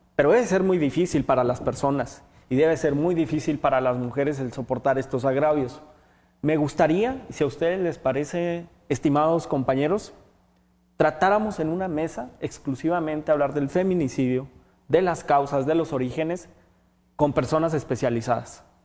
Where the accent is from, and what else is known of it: Mexico